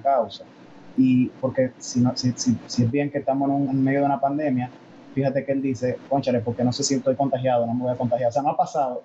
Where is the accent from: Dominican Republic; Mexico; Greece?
Dominican Republic; soy dominicano y tengo más influencia de Estados Unidos que de Corea